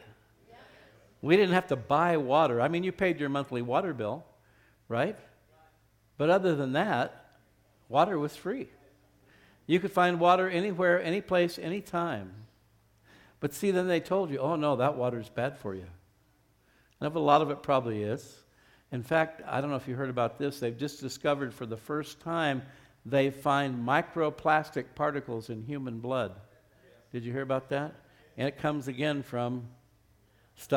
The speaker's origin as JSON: {"language": "English", "region": "Arizona", "country": "United States", "tie": "born or raised there", "moved": "yes", "lives_now": "Albuquerque, United States", "said": "I grew up in Arizona, another state that doesn't have a lot of water"}